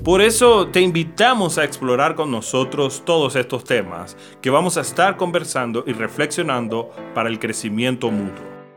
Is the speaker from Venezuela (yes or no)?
yes; Venezuela; moved away; also born or lived in Puerto Rico; Somos venezolanos, misioneros